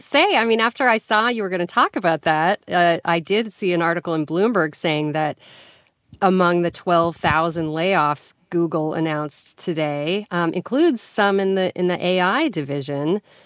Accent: Colorado, United States; I grew up in Colorado.

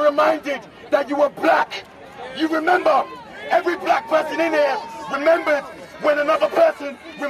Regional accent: London, United Kingdom; I have been born in this country. I'm 28 years old, born and raised in London.

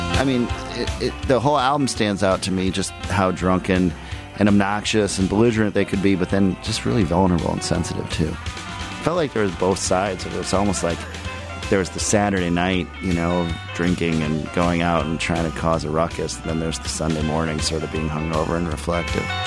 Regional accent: Minneapolis, Minnesota, United States; I grew up in Minneapolis

